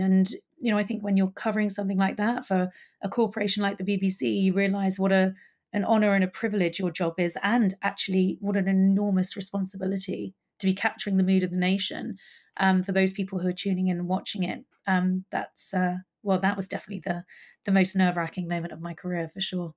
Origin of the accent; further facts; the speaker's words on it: London, United Kingdom; I loved actually growing up in Highgate Village